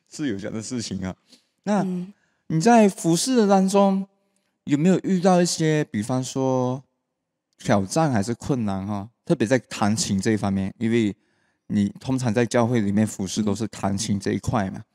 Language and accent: Chinese; Malaysia; 我们马来西亚话就是讲 steady